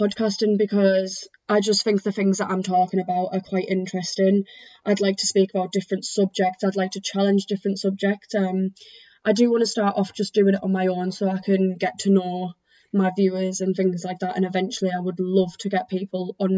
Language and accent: English; Teesside, North East England, United Kingdom; I am from Teesside.